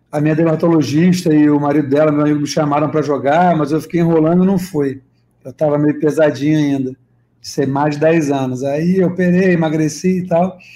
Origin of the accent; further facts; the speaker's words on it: Niterói, Rio de Janeiro, Brazil; now in Rio de Janeiro, Brazil; Sou nascido e criado lá, moro no Rio aqui há 10 anos, mas sou de São Francisco.